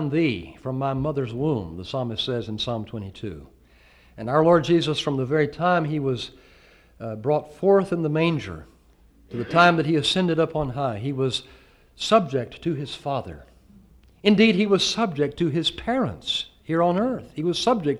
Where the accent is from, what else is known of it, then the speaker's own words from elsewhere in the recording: the South, United States; you can tell I'm from the South